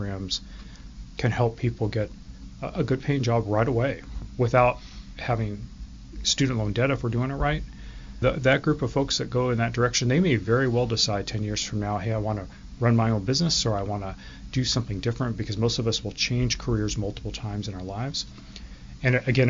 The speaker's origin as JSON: {"language": "English", "town": "Enumclaw", "region": "Washington", "country": "United States", "tie": "born or raised there", "also_born_or_lived": "Oak Harbor, Washington / Seattle, Washington", "said": "I grew up here in Washington State, grew up in Enumclaw, and then went to Seattle University"}